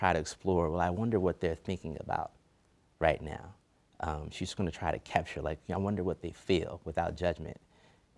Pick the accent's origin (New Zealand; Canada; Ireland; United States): United States; Newark, New Jersey; now in Washington, D.C., United States; I'm from Newark